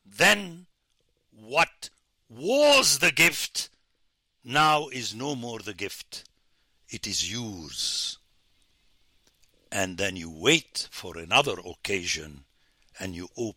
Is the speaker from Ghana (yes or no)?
no; Beirut, Lebanon; now in United States; I come from the Middle East of my time